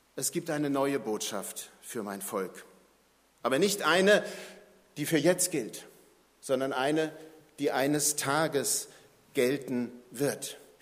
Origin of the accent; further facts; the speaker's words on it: Germany; wir als Deutsche